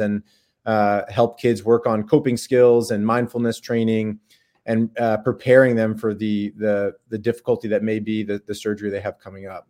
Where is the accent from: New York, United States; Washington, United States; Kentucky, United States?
New York, United States; Long Island; moved away as an adult; also born or lived in Baltimore, Maryland / San Diego, California; now in Durham, United States; I grew up in New York, uh, in Long Island, in the suburbs of New York City.